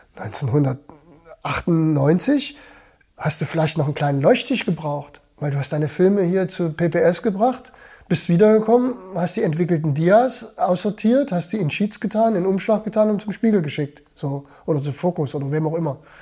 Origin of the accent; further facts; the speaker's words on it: Germany; als Deutscher